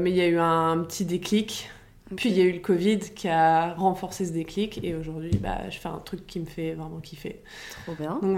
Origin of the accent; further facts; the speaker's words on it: Paris, Île-de-France, France; j'ai 33 ans, j'habite à Paris, euh, je suis née à Paris